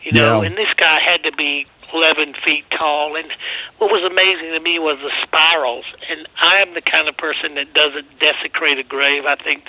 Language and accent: English; United States; being an American